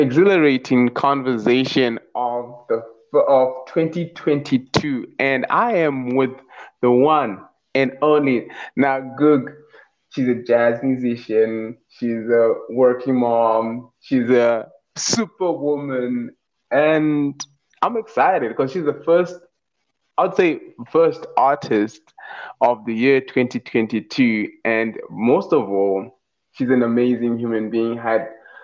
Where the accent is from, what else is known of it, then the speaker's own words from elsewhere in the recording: Marondera, Mashonaland East, Zimbabwe; also born or lived in Harare, Zimbabwe; now in South Africa; my hometown is Marondera